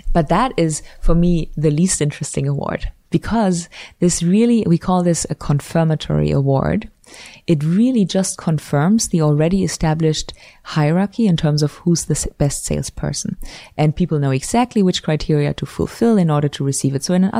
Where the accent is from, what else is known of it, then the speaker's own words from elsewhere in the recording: Switzerland; now in United States; So I came from Switzerland where you do have awards, but it's very limited, the number of awards, compared in particular to the US.